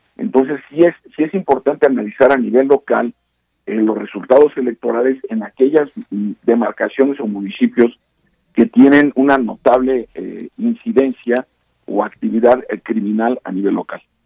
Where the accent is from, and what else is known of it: Mexico